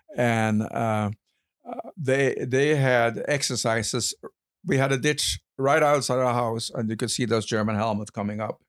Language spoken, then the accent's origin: English; Kragerø, Vestfold og Telemark, Norway; now in United States; I was born in Kragerø, a town in southern Norway